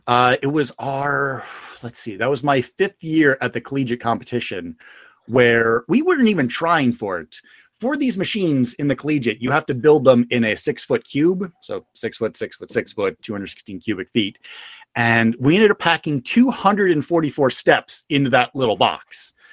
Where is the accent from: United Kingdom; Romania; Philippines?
United Kingdom; England; When I was young, I grew up in England myself. You know, little known fact, you couldn't tell with the accent.